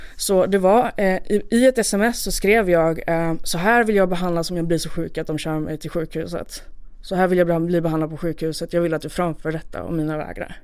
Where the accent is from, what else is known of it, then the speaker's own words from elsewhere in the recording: Malmö, Skåne, Sweden; jag fick åka hem då till eh, min hemort, till, tillbaka till Malmö